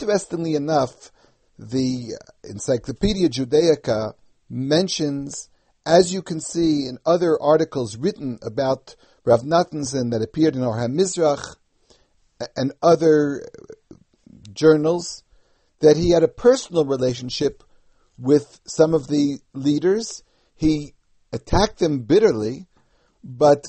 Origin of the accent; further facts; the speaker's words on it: New York City, New York, United States; the custom that I remember from growing up in the United States